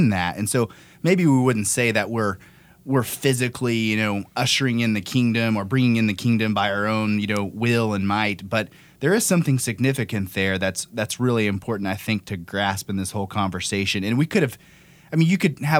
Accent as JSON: {"language": "English", "country": "United States", "said": "for me as an American"}